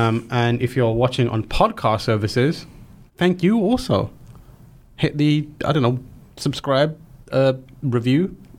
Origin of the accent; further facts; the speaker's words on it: United Kingdom; moved away; as a Brit.